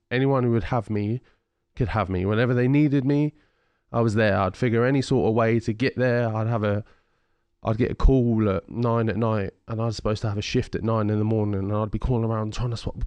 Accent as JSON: {"language": "English", "town": "Ipswich", "region": "East of England", "country": "United Kingdom", "tie": "born or raised there", "said": "I'm extremely well known in Ipswich, in my hometown"}